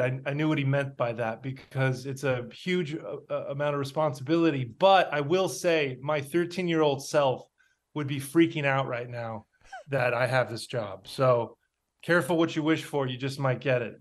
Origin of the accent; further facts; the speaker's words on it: United States; we're American, we're used to violence